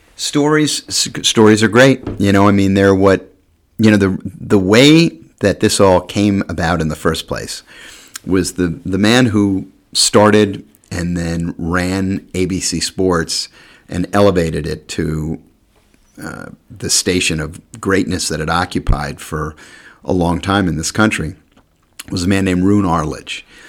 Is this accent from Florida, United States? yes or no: no; New York, United States; moved away as an adult; also born or lived in Maryland; I came from New York